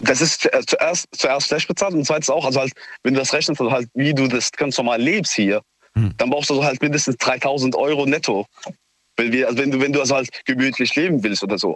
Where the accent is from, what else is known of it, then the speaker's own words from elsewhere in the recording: Syria; now in Neustadt, Germany; Ich komme selbst auch aus Syrien